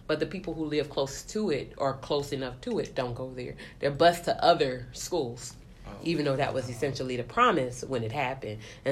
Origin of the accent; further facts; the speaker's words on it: Tallahassee, Florida, United States; I'm from Tallahassee, Florida.